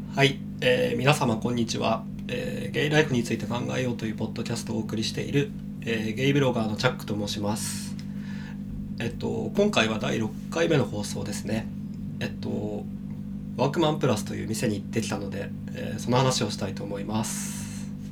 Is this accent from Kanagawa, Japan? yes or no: yes; Kanagawa, Japan; now in Shinjuku, Japan; 僕の地元ってその神奈川県の結構田舎の方なんで